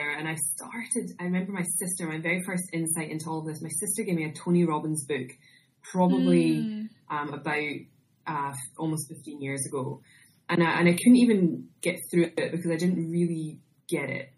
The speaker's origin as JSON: {"language": "English", "region": "Scotland", "country": "United Kingdom", "also_born_or_lived": "Bermuda / Australia", "moved": "as an adult", "said": "I'm originally from Scotland, if you can't tell from my accent"}